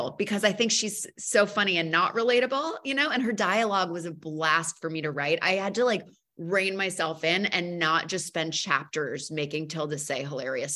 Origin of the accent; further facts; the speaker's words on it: New England, United States; I grew up outside of New York. I grew up middle class in New England.